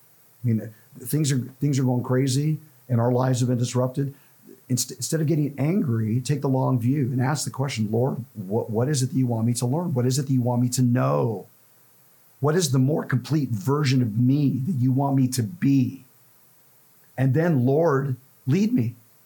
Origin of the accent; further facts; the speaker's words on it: Los Angeles, California, United States; also born or lived in central Ohio; now in Ohio, United States; growing up in Los Angeles, I didn't see this. But since I've come here to the Midwest